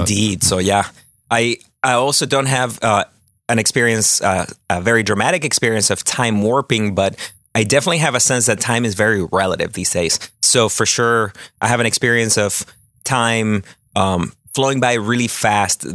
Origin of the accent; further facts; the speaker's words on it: Chile; moved away; my home country of Chile